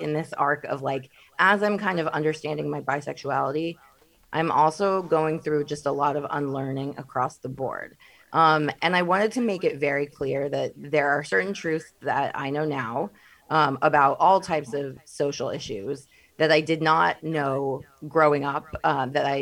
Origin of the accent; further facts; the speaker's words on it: Midwest, United States; I'm from the Midwest